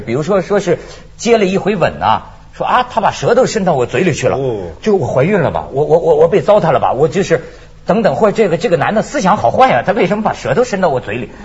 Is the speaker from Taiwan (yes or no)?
no; China; 我们内地人